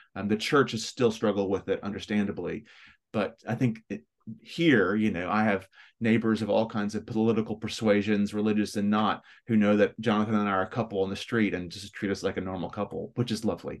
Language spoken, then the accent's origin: English; Memphis, Tennessee, United States; accent: West Tennessee; moved away as an adult; also born or lived in Chicago, United States / Birmingham, United Kingdom; now in London, United Kingdom; it's a West Tennessee accent. So I'm from Memphis, which is the southwest corner of Tennessee in the south, raised in the south